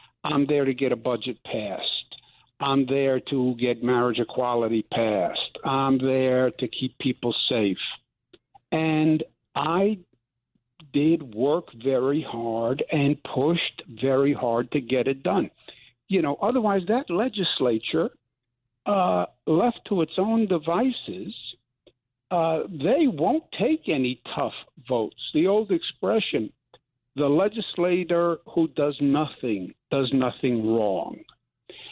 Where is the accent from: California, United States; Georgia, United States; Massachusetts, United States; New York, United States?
New York, United States; I'm from New York